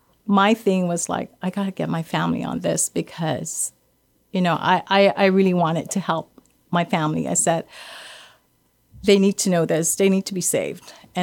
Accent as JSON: {"language": "English", "country": "Guam", "tie": "born or raised there", "said": "I grew up in Guam, yes. And we grew up in a Catholic family."}